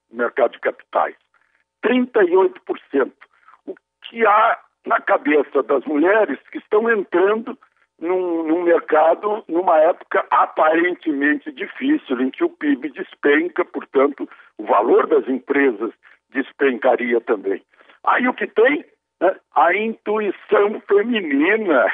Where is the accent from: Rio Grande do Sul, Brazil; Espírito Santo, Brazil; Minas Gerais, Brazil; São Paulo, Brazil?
Rio Grande do Sul, Brazil; now in Brasília, Brazil; numa região lá do meu estado, lá do Rio Grande do Sul